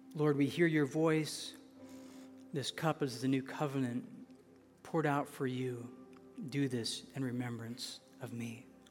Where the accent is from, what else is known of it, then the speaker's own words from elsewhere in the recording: an hour from Grand Rapids, Michigan, United States; I was born an hour from there.